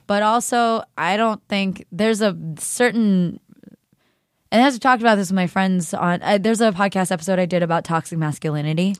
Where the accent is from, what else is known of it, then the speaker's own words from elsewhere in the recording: the Bay Area, California, United States; growing up in the Bay